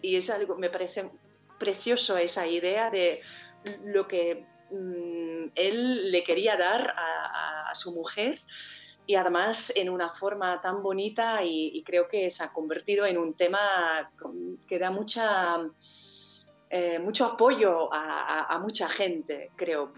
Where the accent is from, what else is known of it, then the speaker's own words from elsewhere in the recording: North Brabant, Netherlands; Spanish is a second language; moved away as an adult; also born or lived in Spain; al pueblo donde yo nací, a, mi tierra, ¿no? que es Brabant en este caso, en el sur de Holanda